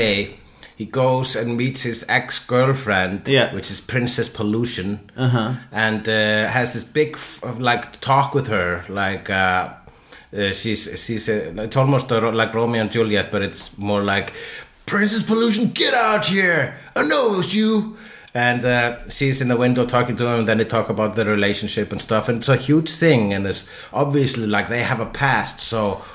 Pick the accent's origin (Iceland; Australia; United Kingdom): Iceland; I am Icelandic